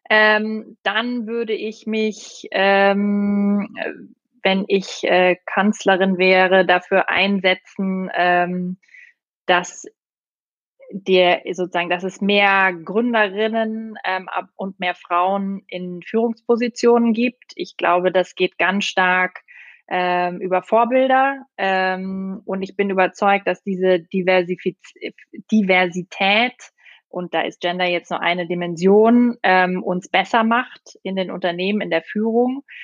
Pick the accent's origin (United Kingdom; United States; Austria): Austria; Ich bin Österreicherin. Ich weiß gar nicht, ob das geht, Alex.